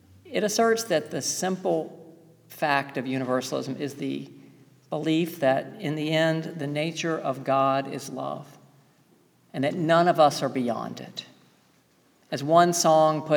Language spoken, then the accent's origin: English; the South, United States; Growing up in the South